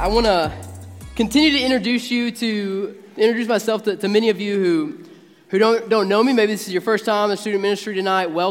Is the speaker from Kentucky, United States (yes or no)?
yes; Marshall County, Kentucky, United States; I'm a Marshall Countyan, born and raised in Marshall County